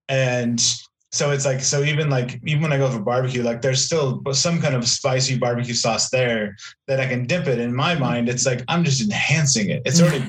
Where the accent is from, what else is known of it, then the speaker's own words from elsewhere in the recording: Pacific Northwest, United States; now in Texas, United States; Like, when I moved here originally, like, it was like, I mean, because I'm from the Pacific Northwest